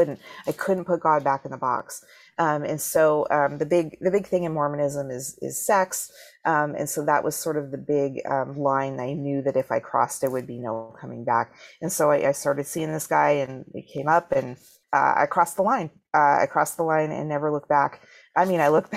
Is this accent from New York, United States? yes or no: no; Washington, United States; also born or lived in Salt Lake City, Utah; we moved to Washington State when I was 3